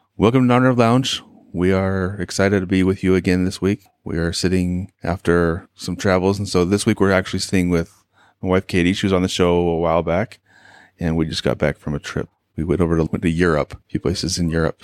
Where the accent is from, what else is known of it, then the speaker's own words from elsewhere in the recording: Arizona, United States; we're from Arizona